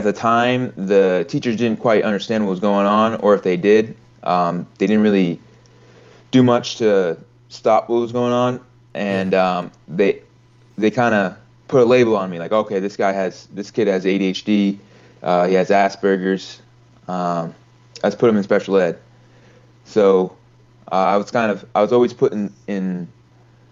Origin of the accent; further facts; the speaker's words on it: Camden, Maine, United States; I'm from Camden, Maine.